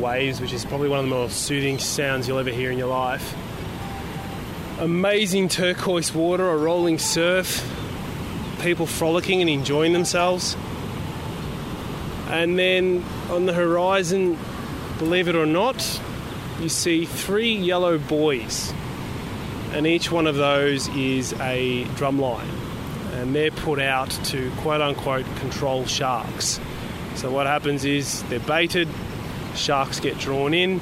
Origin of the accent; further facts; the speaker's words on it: Melbourne, Victoria, Australia; I grew up in Melbourne, Victoria, and that's the capital city of Victoria